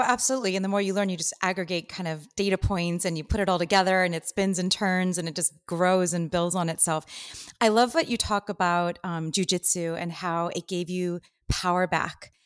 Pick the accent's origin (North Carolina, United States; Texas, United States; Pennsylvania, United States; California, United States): California, United States; Los Angeles; Here, born and raised in L A, which is kinda weird.